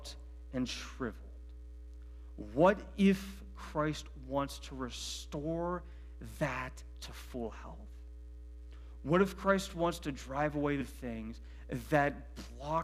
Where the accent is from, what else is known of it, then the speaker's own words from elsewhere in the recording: Medina County, Ohio, United States; I grew up in Medina County